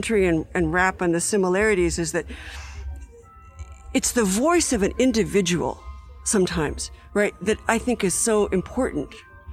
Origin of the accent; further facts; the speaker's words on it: the West, United States; I'm from the West, right? So I kind of grew up with country music